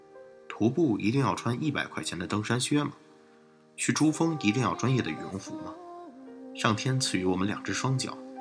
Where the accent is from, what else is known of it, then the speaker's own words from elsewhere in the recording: Shandong, China; 这伙计怎么和我们胶东老家大老爷们儿一个德行？喝完了酒就爱拍人，但我们老家人不拍后背，只拍大腿。